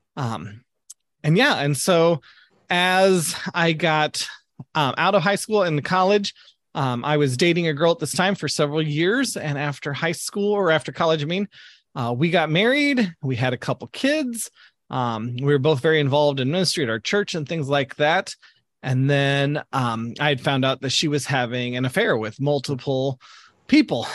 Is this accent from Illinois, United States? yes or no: yes; Southern Illinois, United States; moved away as an adult; now in Greensburg, Indiana, United States; I grew up down in Southern Illinois, which is way down below Chicago, uh, down near Saint Louis area